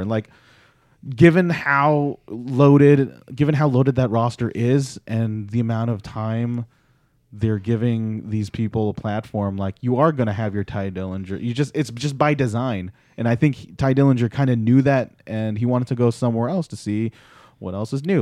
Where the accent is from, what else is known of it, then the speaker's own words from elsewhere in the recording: Philippines; as a Filipino male, a Pinoy